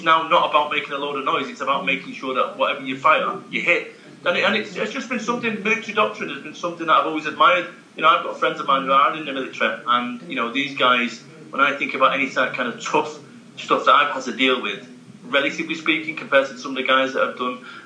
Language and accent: English; Salford, North West England, United Kingdom; I'm from Salford, Manchester